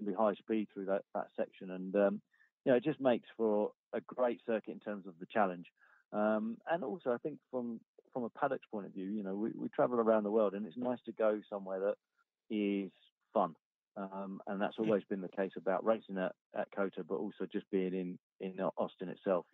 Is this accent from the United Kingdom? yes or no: yes; United Kingdom; as a British driver